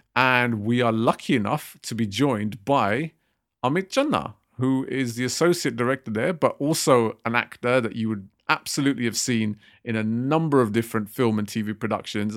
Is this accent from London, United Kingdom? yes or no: yes; London, United Kingdom; I'm from West London